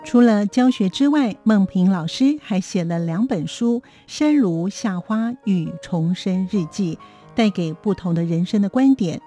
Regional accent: Hualien County, Taiwan; 我是，呃，在花莲的偏乡长大的。爸爸呢，就是所谓以前当时的我们所谓的外省人，那妈妈是台湾人。在那个偏乡的时代啊，物资比较缺乏

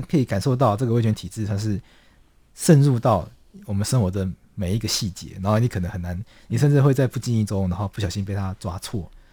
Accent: Taiwan; 我们台湾人民

